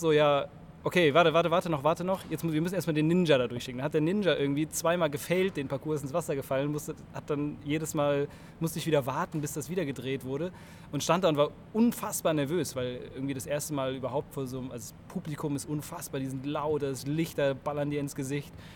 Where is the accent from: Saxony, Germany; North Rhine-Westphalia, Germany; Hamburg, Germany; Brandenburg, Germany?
North Rhine-Westphalia, Germany; Cologne; ich bin 33 äh, Jahre aus Köln